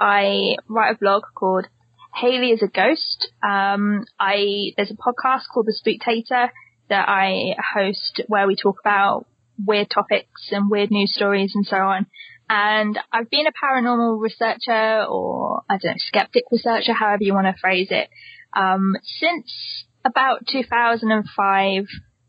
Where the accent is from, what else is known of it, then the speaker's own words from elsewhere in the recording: Hilperton, South West England, United Kingdom; I grew up in the British countryside, though, in a village, which is called Hilperton.